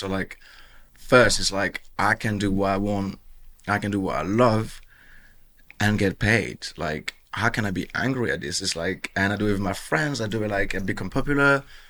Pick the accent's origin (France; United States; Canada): France; Bordeaux, Nouvelle-Aquitaine; accent: French; English is a second language; also born or lived in Marseille / Basque Country / Caribbean; Yeah, so mainly south of France. I was born in Marseille. I grew up in the Basque country, grew up in the Caribbean, where I'm from, where my dad's from, and Bordeaux, that's where I did my teenage years.